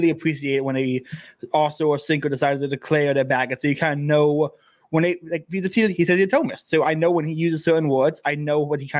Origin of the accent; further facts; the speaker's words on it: United States; As an American who's never left America.